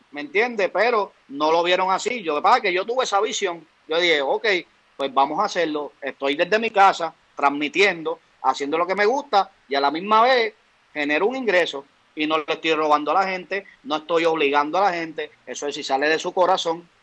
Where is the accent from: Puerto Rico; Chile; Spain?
Puerto Rico; Aguadilla; yo vengo de Aguadilla